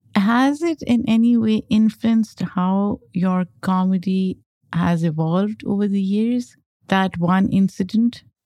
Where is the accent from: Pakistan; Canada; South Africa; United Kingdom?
Pakistan; now in United States; I grew up in Pakistan, came to the U S as an immigrant